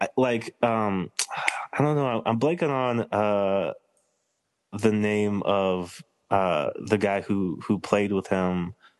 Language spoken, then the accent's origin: English; Chicago, Illinois, United States; from Chicago.